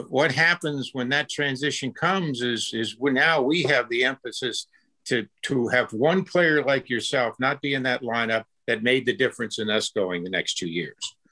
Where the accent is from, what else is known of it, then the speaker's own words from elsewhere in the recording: Tampa, Florida, United States; growing up in Tampa, Florida